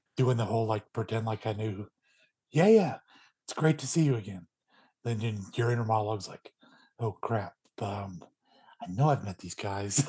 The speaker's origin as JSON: {"language": "English", "region": "Northern California", "country": "United States", "tie": "born or raised there", "said": "my neck of the woods growing up in Northern"}